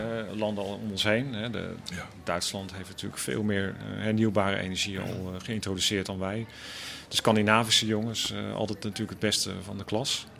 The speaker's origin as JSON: {"language": "Dutch", "region": "Randstad", "country": "Netherlands", "tie": "born or raised there", "said": "ik ben opgegroeid in de Randstad"}